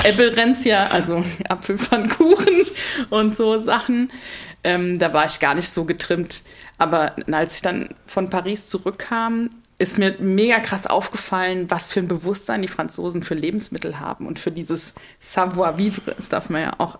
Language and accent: German; Mainz, Rhineland-Palatinate, Germany; ich komme ursprünglich aus Mainz, da wohne ich auch noch